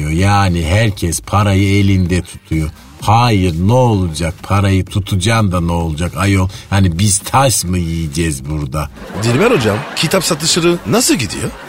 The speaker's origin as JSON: {"language": "Turkish", "region": "Istanbul", "country": "Turkey", "said": "Ne demek nerelisin? Buralıyım ayol. Yedi göbek İstanbulluyum. İstanbul neresi? Şehre manetinden."}